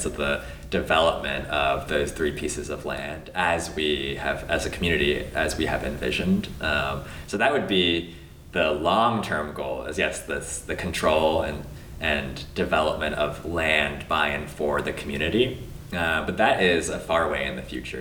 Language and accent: English; Los Angeles, California, United States; I grew up in LA and I grew up in the Valley